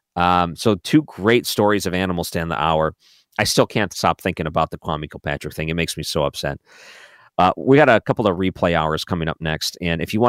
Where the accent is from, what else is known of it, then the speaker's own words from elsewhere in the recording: Detroit, Michigan, United States; moved away; when I was growing up in Detroit.